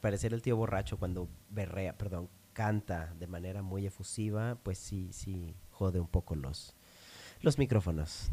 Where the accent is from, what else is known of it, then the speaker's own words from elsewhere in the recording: Monterrey, Nuevo León, Mexico; moved away; Tuve la fortuna de crecer siendo regio, pero nacer en otro, en otro lugar.